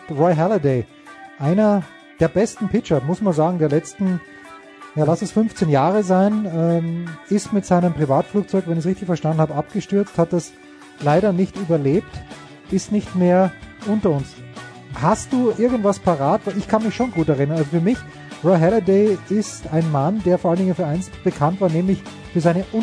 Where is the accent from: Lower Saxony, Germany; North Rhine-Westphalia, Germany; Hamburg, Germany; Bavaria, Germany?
North Rhine-Westphalia, Germany; Cologne; mich als Kölner